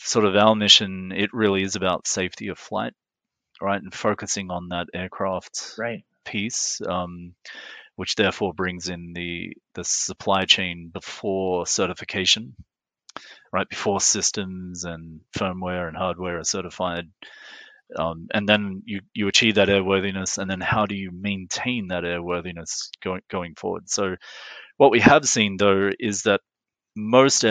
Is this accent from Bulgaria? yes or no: no; Australia; moved away as an adult; also born or lived in Middle East / Geneva / Montreal; as an Australian